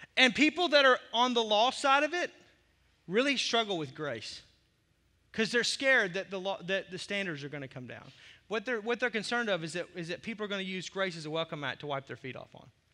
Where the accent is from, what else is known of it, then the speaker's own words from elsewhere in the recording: the South, United States; I grew up in the South